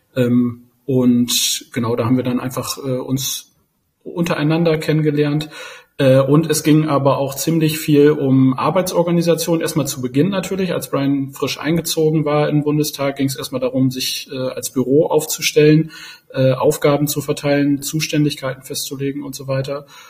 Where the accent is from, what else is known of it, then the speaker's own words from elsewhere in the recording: Osnabrück, Lower Saxony, Germany; now in Berlin, Germany; Ich komme gebürtig aus Osnabrück